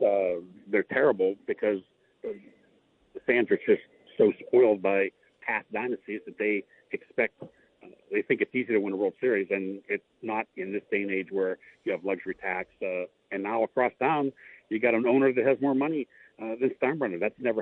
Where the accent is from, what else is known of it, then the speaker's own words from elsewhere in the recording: Pittsburgh, Pennsylvania, United States; I grew up in Pittsburgh